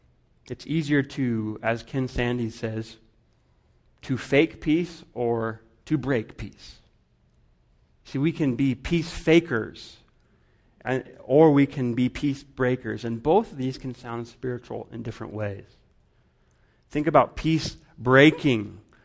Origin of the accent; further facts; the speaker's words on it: Guatemala; I remember when I was growing up in Guatemala